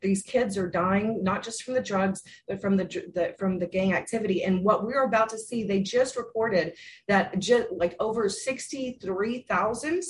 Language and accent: English; Tarrant County, North Texas, United States; Actually, I'm also from North Texas. I'm from Tarrant County